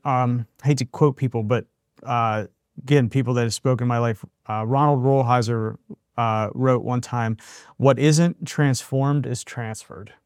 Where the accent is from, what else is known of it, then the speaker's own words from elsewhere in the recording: Western Pennsylvania, United States; moved away; I grew up in Western Pennsylvania, you know, steel mill, coal miner